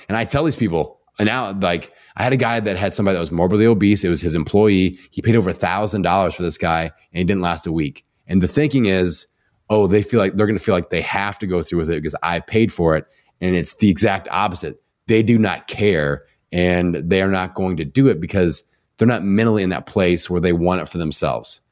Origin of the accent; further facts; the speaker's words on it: Indiana, United States; I'm from Indiana. We have mamaws and Papa's here.